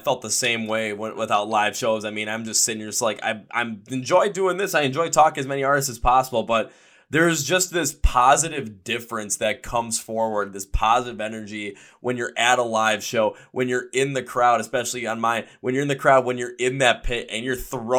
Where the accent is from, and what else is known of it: Milwaukee, Wisconsin, United States